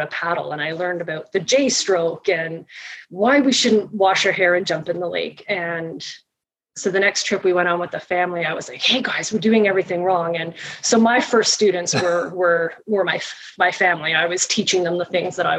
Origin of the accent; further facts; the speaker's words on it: Toronto, Ontario, Canada; I grew up in Toronto. I grew up in Scarborough